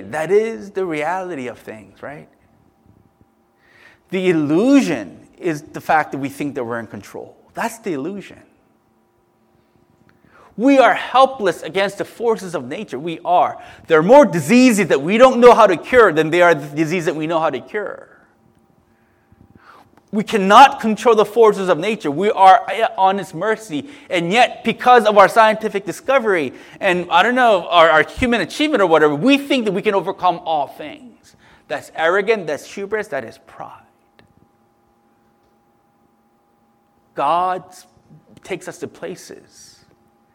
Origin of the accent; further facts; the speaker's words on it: United States; I'm American